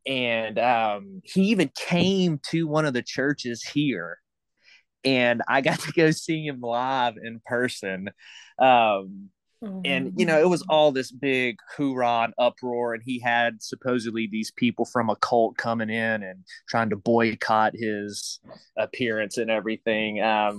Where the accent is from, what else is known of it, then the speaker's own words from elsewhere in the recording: the South, United States; I got indoctrinated with this as a young youth growing up in the South.